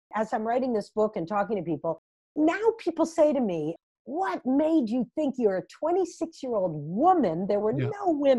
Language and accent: English; United States; I'm an American Jew, that I'm married to a Brit